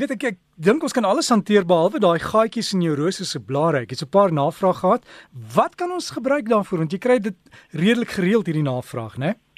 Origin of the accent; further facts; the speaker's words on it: South Africa; ons is Suid-Afrikaners